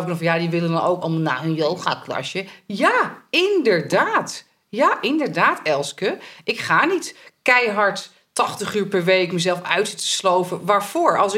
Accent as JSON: {"language": "Dutch", "country": "Italy", "said": "Ja, ben ik uit Italië, dus dat is allemaal normaal."}